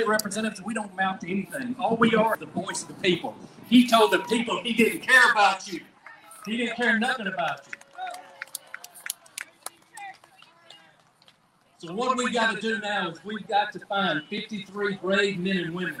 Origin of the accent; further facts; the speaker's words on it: Bibby, Louisiana, United States; My hometown is Bibby, Louisiana. It's about 2 miles from Texas and about 6 miles from Arkansas